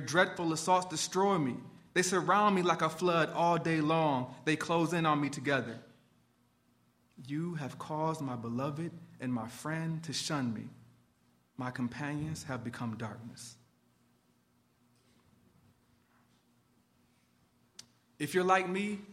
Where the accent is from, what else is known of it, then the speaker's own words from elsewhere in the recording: Detroit, Michigan, United States; my hometown of Detroit